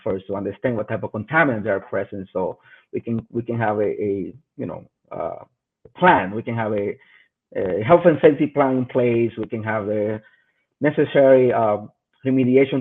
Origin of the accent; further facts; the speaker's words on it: Dominican Republic; moved away; I'm originally from the Dominican Republic